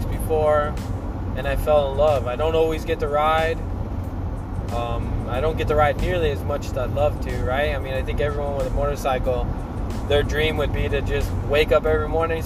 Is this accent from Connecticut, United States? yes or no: no; Anaheim, California, United States; moved away; Born and raised in Anaheim